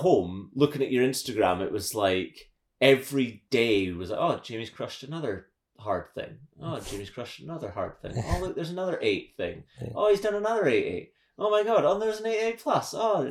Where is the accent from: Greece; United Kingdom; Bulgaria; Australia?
United Kingdom; Scotland; It's funny that, like, we just can't help ourselves. And I think it's part of being a Scottish climber.